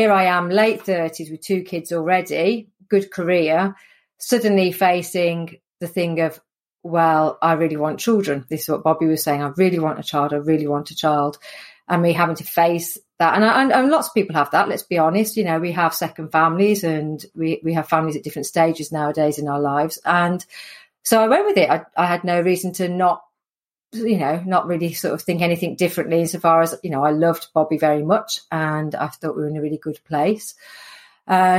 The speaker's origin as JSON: {"language": "English", "town": "Sutton Coldfield", "region": "West Midlands", "country": "United Kingdom", "tie": "born or raised there", "accent": "Midlands", "said": "I'm from the Midlands, hence the accent. So born and bred in Sutton Coldfield, which is just north of Birmingham"}